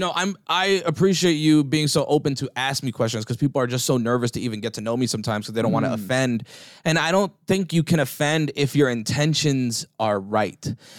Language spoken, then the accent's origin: English; East Coast, United States; You know, bro, I was very fortunate. I grew up in the East Coast, right?